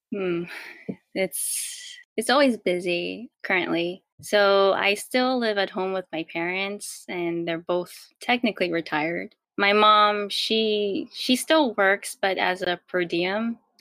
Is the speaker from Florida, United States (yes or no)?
no; New York, United States; also born or lived in Queens, New York / Rockland County, New York; I was born, raised, and I still live in New York